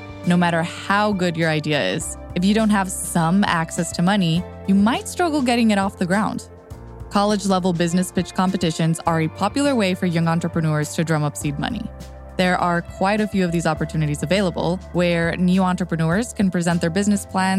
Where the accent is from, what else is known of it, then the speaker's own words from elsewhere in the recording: Texas, United States; my home state of Texas